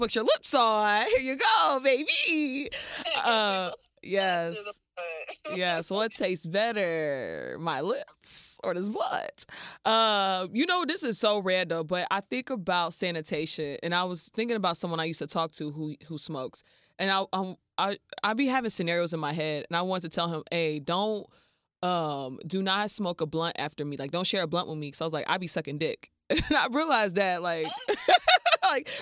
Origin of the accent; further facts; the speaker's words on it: Chicago suburbs, Illinois, United States; I'm from the suburbs, kind of like Miami is to Homestead, Chicago is to my hometown. So I, growing up as a suburbanite